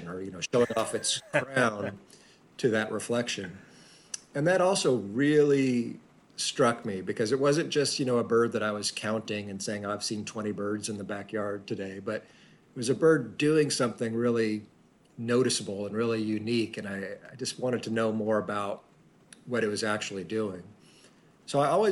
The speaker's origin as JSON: {"language": "English", "region": "Central Texas", "country": "United States", "tie": "born or raised there", "said": "I grew up in Central Texas, which is a great place"}